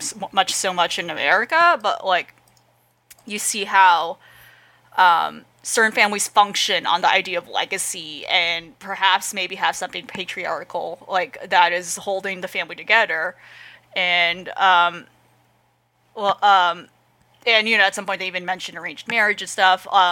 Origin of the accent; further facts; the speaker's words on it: United States; me as an American